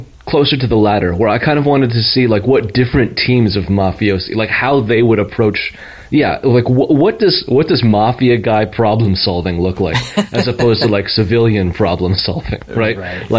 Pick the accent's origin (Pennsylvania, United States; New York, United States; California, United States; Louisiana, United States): California, United States; I'm from Southern California, and I'm a person who believes in crystal healing